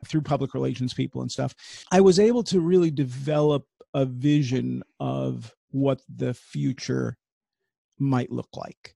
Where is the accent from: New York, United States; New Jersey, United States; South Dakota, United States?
New York, United States; I grew up at NBC in New mm. York